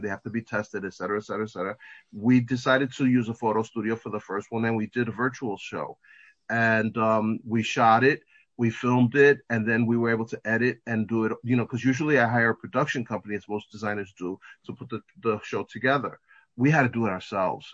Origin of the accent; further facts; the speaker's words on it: New York, United States; I'm from here in New York. I was born and raised in New York.